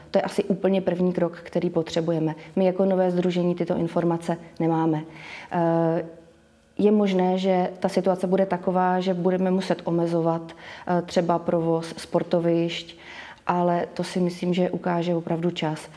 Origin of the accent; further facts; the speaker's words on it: Boskovice, South Moravian Region, Czechia; also born or lived in Prague; Boskovice jsem vnímala vždycky jako město, kde máme všechno. A když jsem se vrátila z Prahy, kdy jsem žila